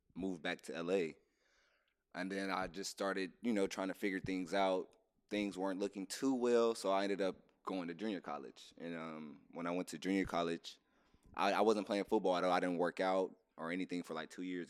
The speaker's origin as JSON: {"language": "English", "town": "Inglewood", "region": "California", "country": "United States", "tie": "born or raised there", "said": "I'm from California, born and raised Los Angeles, Inglewood to be exact"}